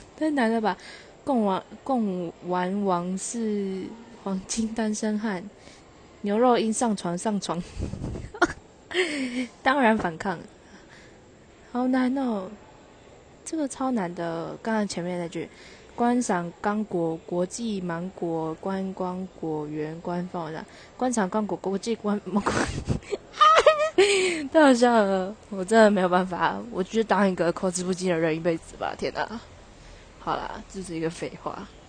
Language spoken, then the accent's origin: Chinese; Taichung, Taiwan; accent: Taichung accent; 我同台北的同学们都觉得我太钟强